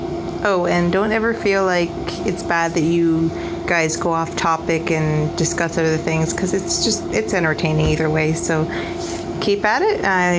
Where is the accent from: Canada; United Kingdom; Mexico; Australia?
Canada; I'm from Canada.